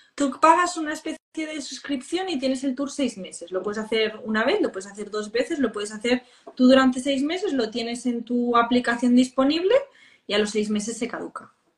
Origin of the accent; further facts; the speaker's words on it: Spain; los que más visitamos Barcelona somos los españoles